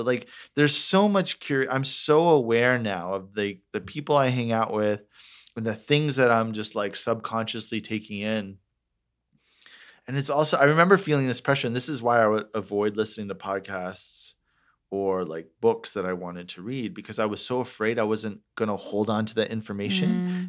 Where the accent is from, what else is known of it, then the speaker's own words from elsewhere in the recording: Orlando, Florida, United States; moved away as an adult; also born or lived in Detroit, Michigan / Atlanta, Georgia; now in Los Angeles, United States; It's called Orlando, Florida. I was born in Detroit, grew up, like did middle school, high school in Orlando.